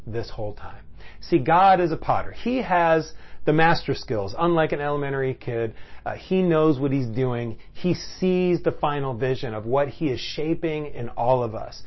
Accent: Syracuse, New York, United States; growing up in Syracuse, New York, upstate

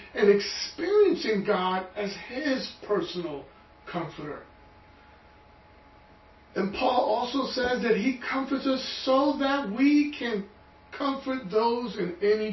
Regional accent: New York City, New York, United States; I was born and raised in Brooklyn

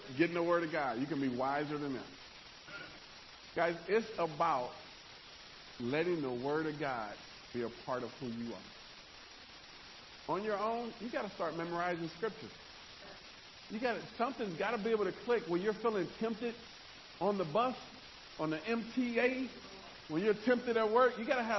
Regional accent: New York, United States; I wasn't born that way. I grew up in New York. You got to be tough. I was 3 years old walking to school barefoot. That's just how I grew up.

